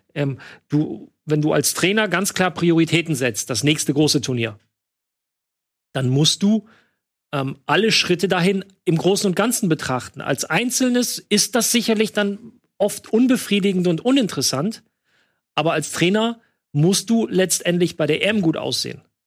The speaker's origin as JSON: {"language": "German", "area": "near Düren", "region": "North Rhine-Westphalia", "country": "Germany", "tie": "born or raised there", "said": "Düren ist ganz in der Nähe von da, wo ich aufgewachsen bin"}